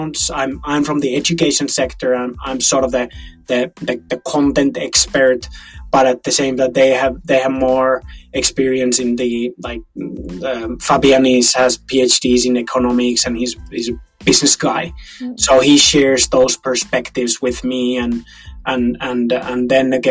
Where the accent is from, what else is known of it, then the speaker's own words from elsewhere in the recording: Finland; we are from Finland